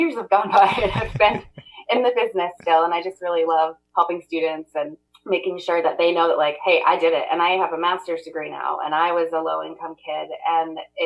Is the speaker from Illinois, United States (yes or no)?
no; Maine, United States; I was born and raised in Maine. I have lived here my whole life with the exception of a stint of 1 year private college in Massachusetts.